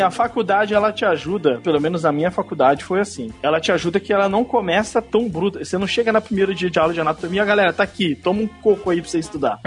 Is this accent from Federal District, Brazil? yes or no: yes; Brasília, Federal District, Brazil; moved away; eu sou de Brasília, a terra do concurso público